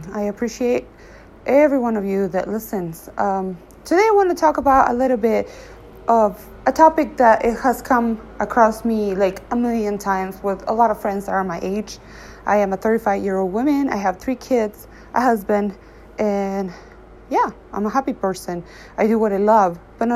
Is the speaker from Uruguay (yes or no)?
yes; Uruguay; I was a teenager growing up in Uruguay